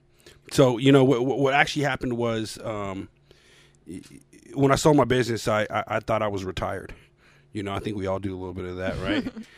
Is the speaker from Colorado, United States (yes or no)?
yes; Denver, Colorado, United States; moved away as an adult; now in Oklahoma, United States; I was born and raised in Denver.